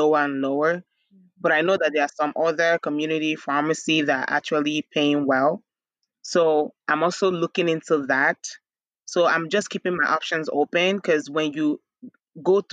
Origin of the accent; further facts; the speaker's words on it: Nigeria; moved away as an adult; also born or lived in Bronx, New York, United States; now in United States; growing up in Nigeria, my dad owned a drugstore